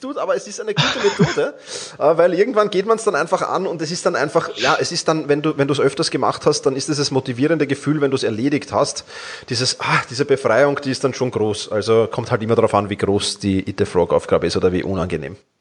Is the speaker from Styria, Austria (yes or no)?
no; Vienna, Austria; ich komme aus Wien